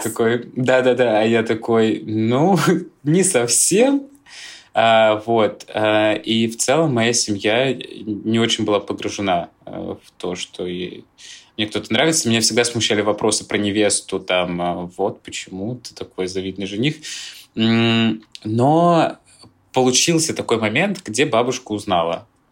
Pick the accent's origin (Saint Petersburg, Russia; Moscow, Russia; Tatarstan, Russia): Moscow, Russia; Я родился в Москве и всегда здесь жил